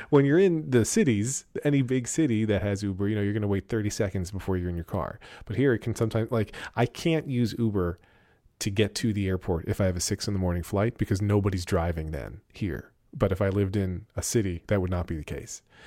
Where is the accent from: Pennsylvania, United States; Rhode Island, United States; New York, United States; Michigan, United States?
Pennsylvania, United States; Pennsylvania Dutch country, United States; I'm from Pennsylvania Dutch country